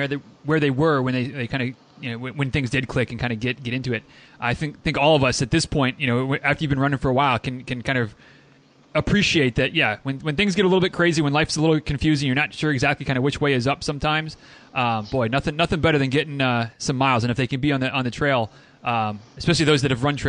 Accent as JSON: {"language": "English", "region": "Michigan", "country": "United States", "said": "I'm from Michigan, but I'm kind of from like 5.5-6 hours away from Detroit."}